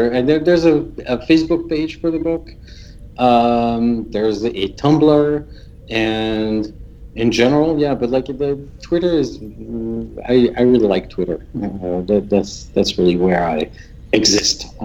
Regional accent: France; now in United States; I'm French. I grew up in France.

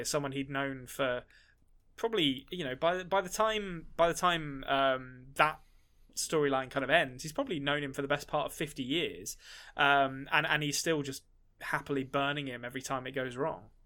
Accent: England, United Kingdom; as an Englishman

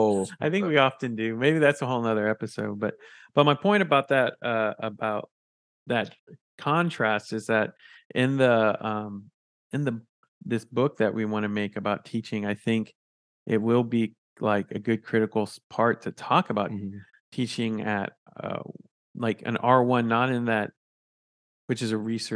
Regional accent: San Antonio, Texas, United States; I mean, it is my home because I'm from San Antonio

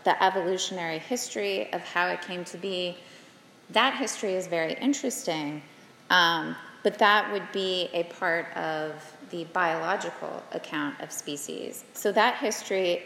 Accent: South Carolina, United States; I'm from South Carolina, so we have the loggerhead turtles

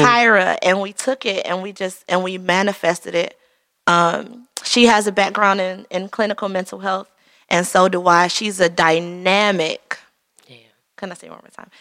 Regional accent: Detroit, Michigan, United States; we grew up in the red zone 48205. We grew up on East Seven Mile in Hayes

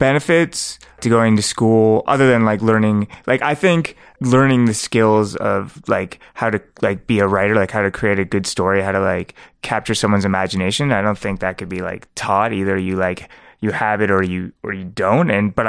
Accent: Toronto, Ontario, Canada; I'm New York Mills. I'm a York Mills Jew.

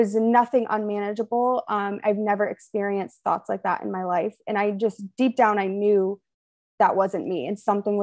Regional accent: Western Massachusetts, United States; moved away as an adult; also born or lived in Maine; now in Atlanta, United States; I grew up in Western Massachusetts

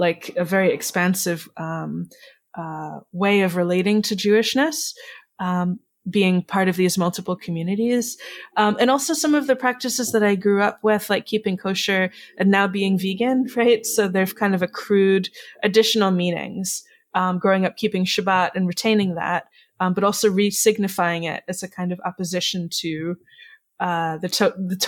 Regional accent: New York City, New York, United States; now in Chicago, United States; where I grew up was in the Bronx in what was known as the Amalgamated Cooperatives

